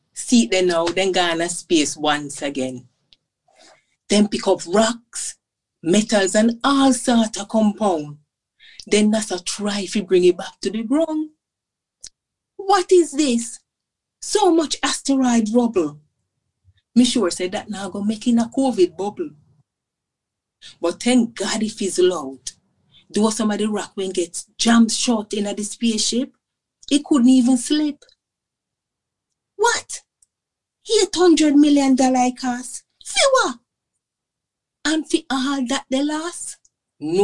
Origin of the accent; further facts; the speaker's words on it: Jamaica; since I was growing up in Jamaica